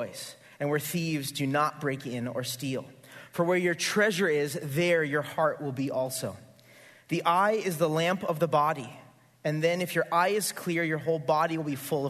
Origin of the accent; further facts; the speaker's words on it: Santa Barbara, California, United States; also born or lived in Goleta / Carpinteria; I grew up here. I grew up in Santa Barbara.